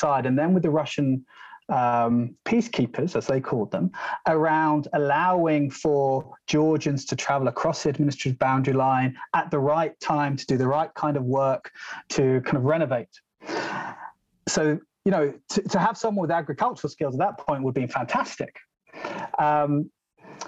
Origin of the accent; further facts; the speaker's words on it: London, United Kingdom; I'm a city boy. I'm from London